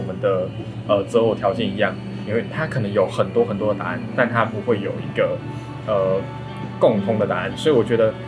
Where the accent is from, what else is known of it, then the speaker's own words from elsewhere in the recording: Kaohsiung, Taiwan; 我们一个是高雄人，一个是屏东人